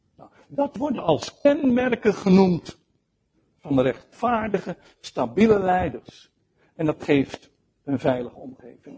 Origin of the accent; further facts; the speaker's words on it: Netherlands; also born or lived in Rotterdam; als Nederlanders